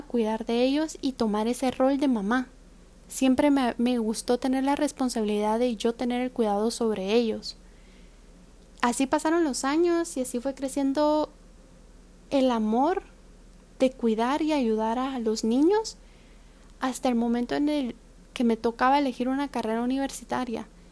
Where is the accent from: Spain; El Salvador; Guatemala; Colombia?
Guatemala; now in Taiwan; Soy una guatemalteca que se encuentra actualmente viviendo, estudiando y trabajando en Taiwán.